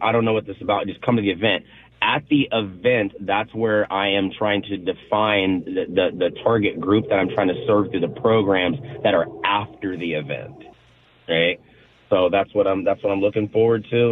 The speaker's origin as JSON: {"language": "English", "region": "Kansas", "country": "United States", "tie": "born or raised there", "moved": "yes", "lives_now": "Pacific Northwest, United States", "said": "I'm born and raised in Kansas"}